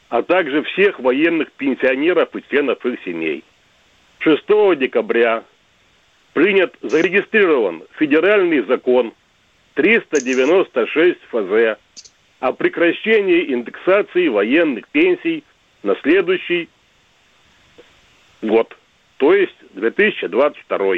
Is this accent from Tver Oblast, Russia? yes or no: no; Mitrofanovsky, Penza Oblast, Russia; Я сам житель, родом из Пензенской области совхоз Митрофановский.